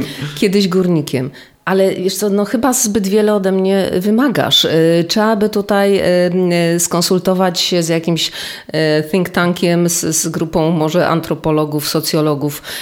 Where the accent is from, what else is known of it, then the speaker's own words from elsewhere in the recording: Silesian Voivodeship, Poland; ja jestem stąd. Mój dziadek był powstańcem śląskim